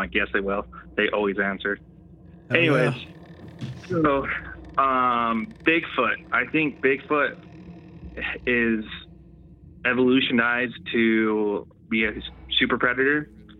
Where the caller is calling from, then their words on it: Utah, United States; Oh no, Gent, and I'm coming from Central Utah.